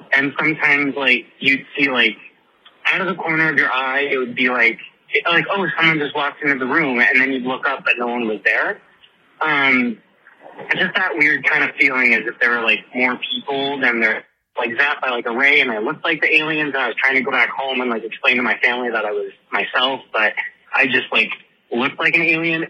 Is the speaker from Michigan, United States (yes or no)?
no; Henderson, Nevada, United States; I'm from Las Vegas, technically Henderson, but I mean it's all Vegas.